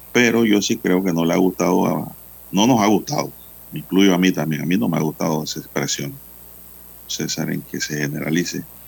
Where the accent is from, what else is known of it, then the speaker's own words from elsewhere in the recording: Panama; como panameños